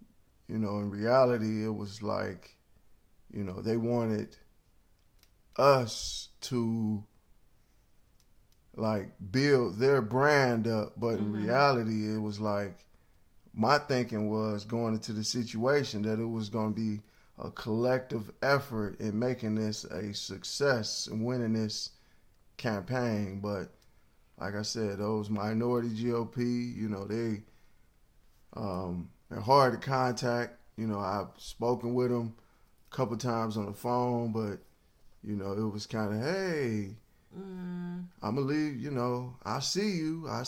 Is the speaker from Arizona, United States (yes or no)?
no; Cleveland, Ohio, United States; first off, I'm from Cleveland, so I know when somebody's trying to finesse you, and I know when somebody's not being real.